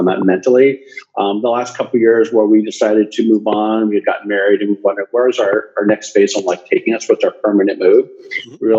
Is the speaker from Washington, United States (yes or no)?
no; San Diego, California, United States; moved away as an adult; also born or lived in San Francisco, California; now in Porto, Portugal; I'm born and raised in California, San Diego specifically, lived up and down the coast, most recently in San Francisco.